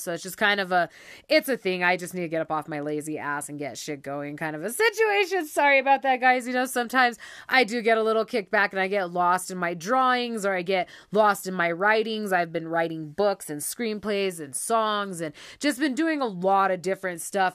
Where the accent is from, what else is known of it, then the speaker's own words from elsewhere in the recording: Taos, New Mexico, United States; I was born and raised in Taos